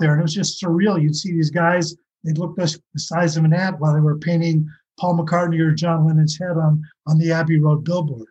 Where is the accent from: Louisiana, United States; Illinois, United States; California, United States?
California, United States; West Hollywood; I grew up sort of in the West Hollywood neighborhood